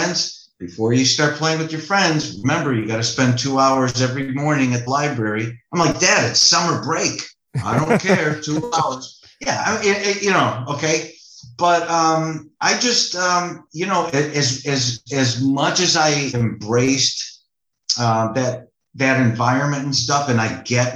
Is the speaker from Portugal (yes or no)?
no; Chicago, Illinois, United States; growing up in Chicago, you know, modest family, loving parents.